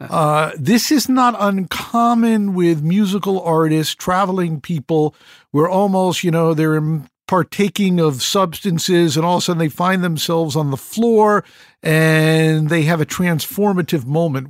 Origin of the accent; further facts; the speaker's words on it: Connecticut, United States; I grew up in Connecticut, 50 miles from New York